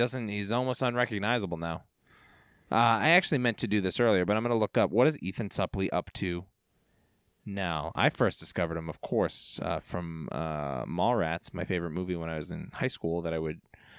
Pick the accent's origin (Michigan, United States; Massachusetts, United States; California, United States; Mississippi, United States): Massachusetts, United States; Weymouth; It's easier. You don't have to go like, I'm from Weymouth. Worcester? No, Weymouth.